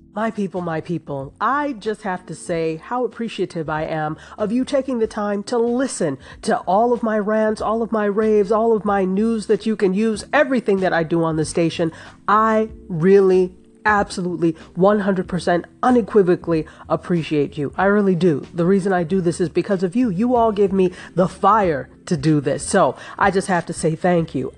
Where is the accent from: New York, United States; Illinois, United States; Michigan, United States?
New York, United States; I grew up in New York State